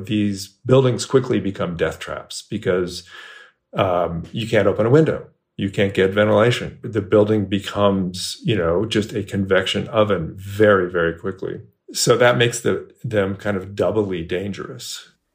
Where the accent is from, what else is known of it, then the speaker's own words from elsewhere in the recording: Bay Area, California, United States; moved away as an adult; now in Texas, United States; I grew up in the Bay Area, California.